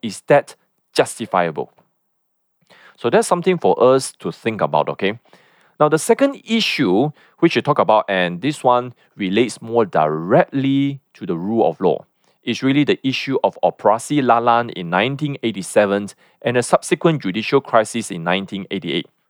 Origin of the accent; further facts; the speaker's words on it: Malaysia; as Malaysians